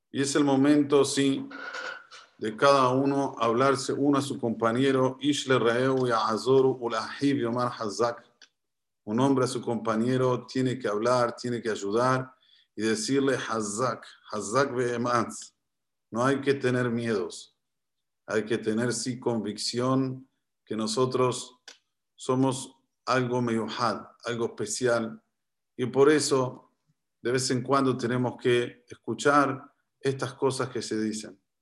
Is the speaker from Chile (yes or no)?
no; Argentina; soy argentino